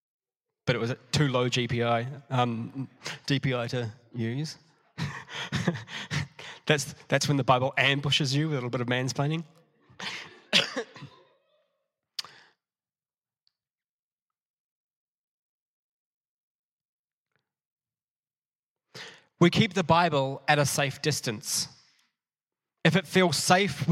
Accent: New Zealand; also born or lived in Matamata; I went to primary school. I'm a Kiwi in New Zealand, at Pillons Point Primary.

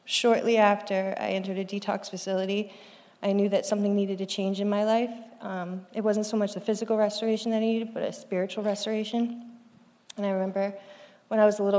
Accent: Cape Cod, Massachusetts, United States; I grew up on Cape Cod, Massachusetts.

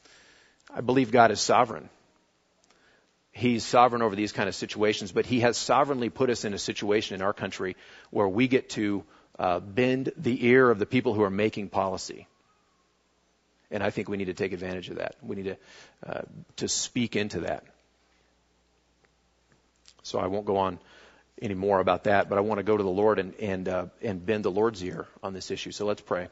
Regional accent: United States; being an American

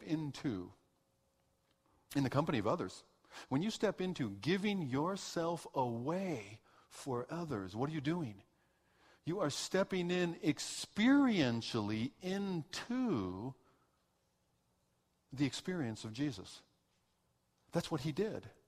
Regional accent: United States; moved away as an adult; also born or lived in Swaziland; I'm this American

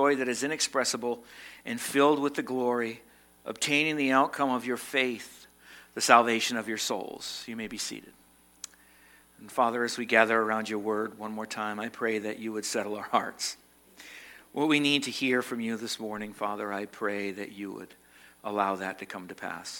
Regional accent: Massachusetts, United States; now in Vermont, United States; I was born in Massachusetts, so you're stuck with a Massachusetts person

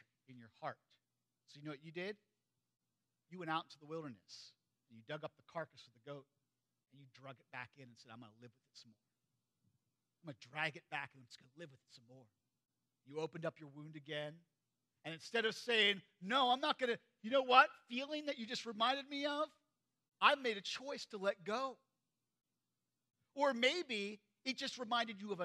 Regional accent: United States; I grew up in Perry County

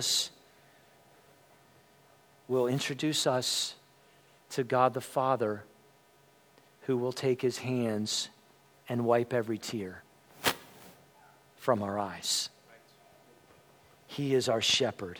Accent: Lancaster County, Pennsylvania, United States; I grew up in Lancaster County, Pennsylvania

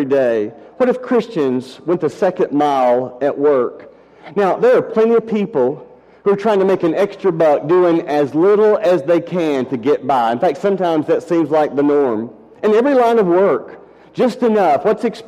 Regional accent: Decatur, Alabama, United States; During college, I worked summers at 3M, a large plant in my hometown, Decatur, Alabama.

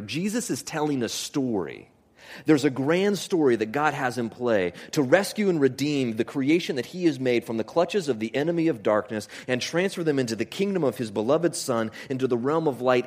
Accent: Homer, Alaska, United States; I grew up in Homer, Alaska

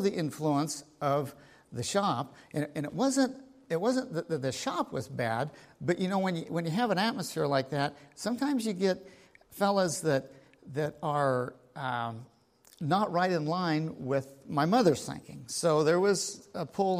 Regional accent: United States; I grew up here in Linn County. And I grew up on the farm

